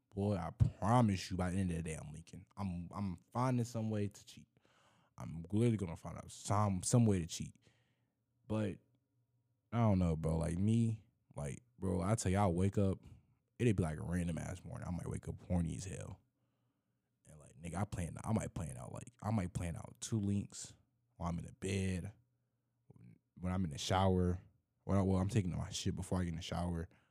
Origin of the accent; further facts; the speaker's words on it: Florida, United States; I grew up in Florida.